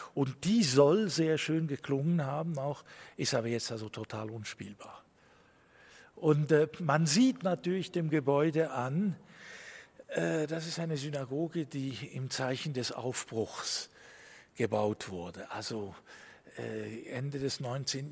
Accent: La Chaux-de-Fonds, Neuchâtel, Switzerland; wenn ich in anderen jüdischen Gemeinden in der Schweiz bin und ich sage, ich bin aus Schottfonds

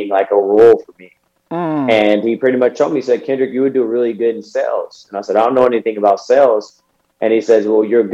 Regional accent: the Bay Area, California, United States; I'm from the Bay

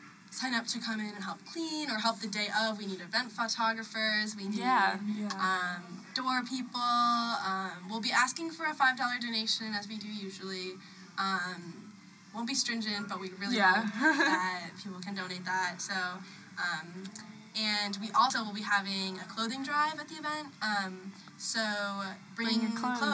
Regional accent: Chicago, Illinois, United States; we're all from Chicago

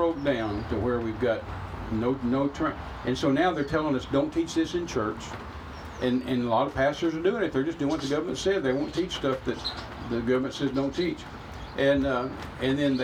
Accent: United States; I'm an American

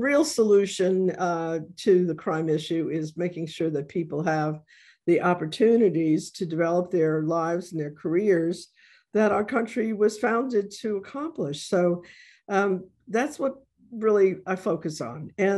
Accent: Bronx, New York, United States; one of my current jokes is when people ask me where I'm from, I say, you know, I'm from the South, Bronx.

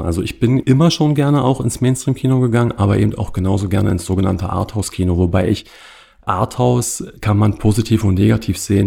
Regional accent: Cottbus, Brandenburg, Germany; also born or lived in Potsdam; Ich komme klassischerweise aus Cottbus

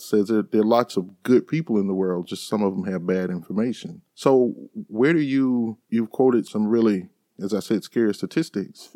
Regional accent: Sunflower County, Mississippi Delta, United States; moved away; I grew up in Sunflower County

